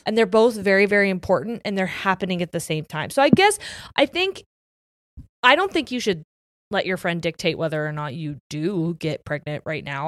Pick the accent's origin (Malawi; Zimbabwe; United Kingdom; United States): United States; Ohio; we're from Ohio